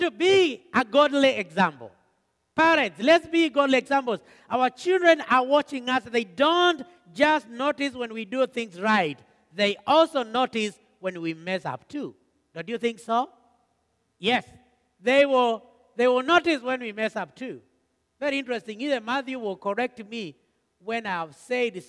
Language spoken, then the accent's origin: English; Kenya; moved away; we came from Kenya